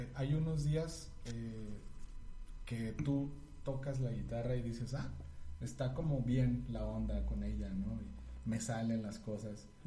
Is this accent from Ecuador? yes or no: no; San Luis Potosí, Mexico; yo nací en San Luis Potosí